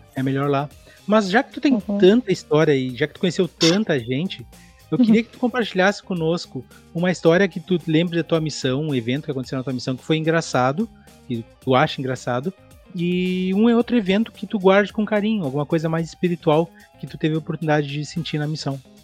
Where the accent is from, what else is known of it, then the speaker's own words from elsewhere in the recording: Quaraí, Rio Grande do Sul, Brazil; eu nasci em Quaraí, que é fronteira com Artigas, no Uruguai